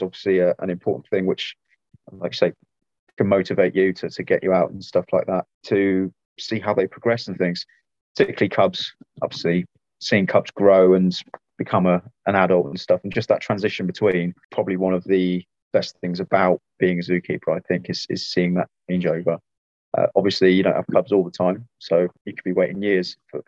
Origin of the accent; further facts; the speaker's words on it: Midlands, United Kingdom; moved away as an adult; also born or lived in Wiltshire; now in Kent, United Kingdom; I grew up in the Midlands.